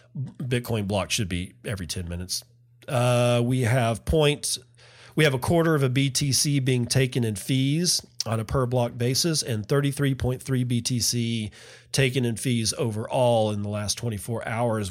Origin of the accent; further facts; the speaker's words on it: Permian Basin, Texas, United States; I grew up in the Permian Basin